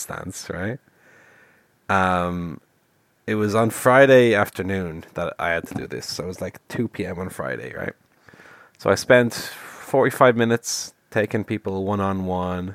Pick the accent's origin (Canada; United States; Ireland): Ireland; an Irish man